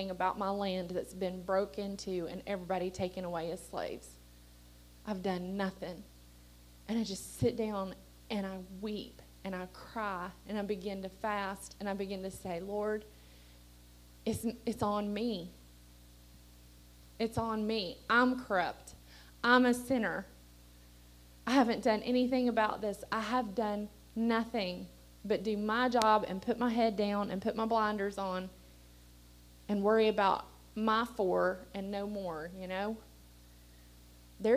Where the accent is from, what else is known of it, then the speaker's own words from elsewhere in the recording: Appalachia, United States; we're Appalachian people